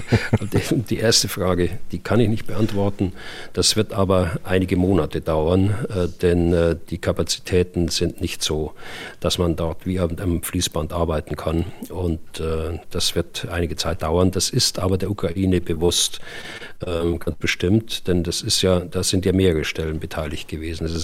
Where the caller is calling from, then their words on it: Berlin, Germany; ich komme aus Berlin.